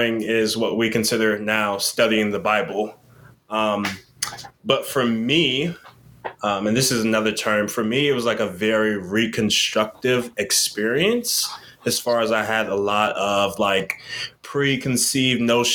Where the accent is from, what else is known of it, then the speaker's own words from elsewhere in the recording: Yorktown, Virginia, United States; also born or lived in Montgomery, Alabama / Richmond, Virginia; I was raised in Yorktown, Virginia, born in Montgomery, Alabama